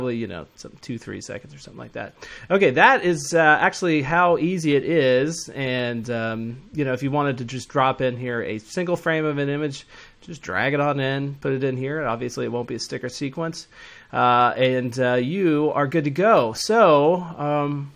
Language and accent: English; Atlanta, Georgia, United States; I'm from Atlanta